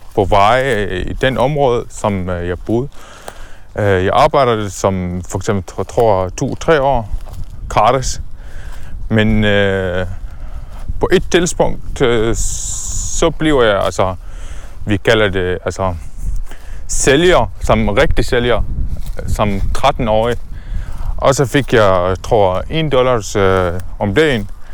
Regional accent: Damascus, Damascus Governorate, Syria; Danish is a second language; moved away as an adult; also born or lived in Palestine (ancestry) / Dubai; now in Denmark; jeg fødte i Syrien, øh, i Damaskus, øh, i 1991, øh, som øh, første barn øh, i familien. Øh, min familie, vi boede faktisk øh, denne gang øh, i et område, som hedder Yarmouk

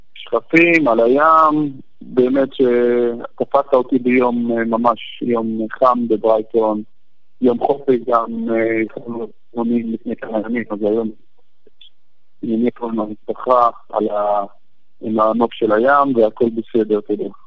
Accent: Jadeidi-Makr, Northern District, Israel; born or raised there; moved away as an adult; also born or lived in Haifa; now in Brighton, United Kingdom

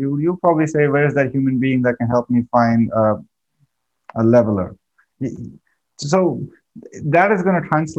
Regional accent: India; I come from India. My thinking patterns and the way I grew up is totally different

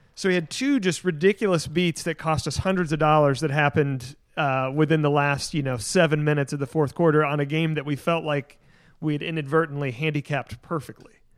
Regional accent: Tennessee, United States; now in Texas, United States; Tennessee, my home state, the state that I grew up

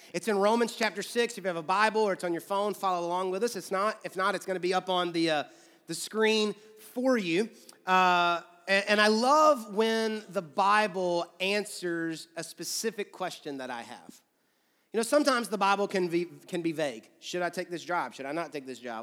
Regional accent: Georgia, United States; now in Louisville, United States; I grew up in Georgia

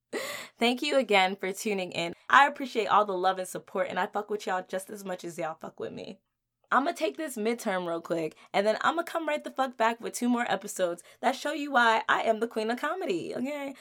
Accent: New Jersey, United States; moved away as an adult; now in Washington, D.C., United States; I was born and raised in Jersey

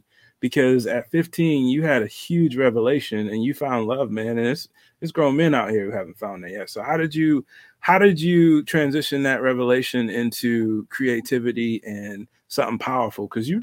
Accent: Detroit, Michigan, United States; And I'm a kid from 8 Mile.

